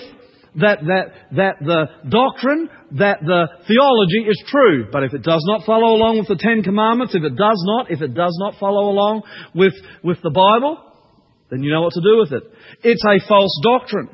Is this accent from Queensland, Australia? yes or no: yes; Queensland, Australia; I grew up in Queensland